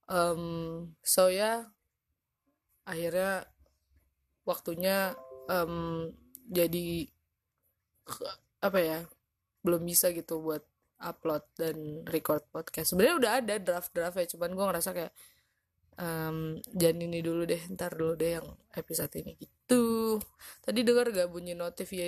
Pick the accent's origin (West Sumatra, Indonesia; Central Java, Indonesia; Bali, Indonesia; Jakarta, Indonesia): West Sumatra, Indonesia; Padang; waktu SMP tuh gue jadi uh, baru pulang gitu ke Padang sekolah di Padang sekolah di kampung gue